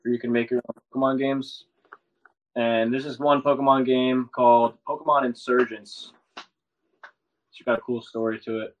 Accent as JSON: {"language": "English", "region": "New York", "country": "United States", "said": "I'm Italian and I'm from New York"}